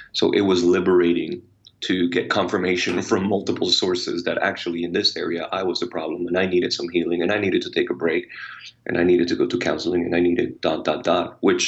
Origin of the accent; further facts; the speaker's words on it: Puerto Rico; Oh, amazing. and crazy and wild. Puerto Ricans, we're like experts in extremes, you know.